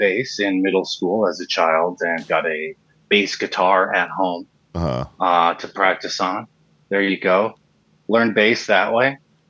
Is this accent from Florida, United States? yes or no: no; Minneapolis, Minnesota, United States; also born or lived in Melrose, Minnesota / Duluth, Minnesota / St. Cloud, Minnesota; When I was a kid, Northeast, and then or Northeast, as they love to say, and then the northern suburbs for a long time. And then actually I moved from there to Melrose, which is out in the middle of a cornfield and then to Duluth and then to St. Cloud and then back to Minneapolis proper